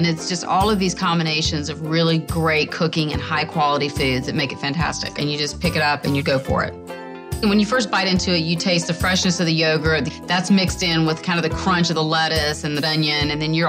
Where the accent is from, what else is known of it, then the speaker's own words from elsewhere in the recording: Jackson, Mississippi, United States; There's a fairly large Greek population in Jackson, Mississippi. That's what I grew up around.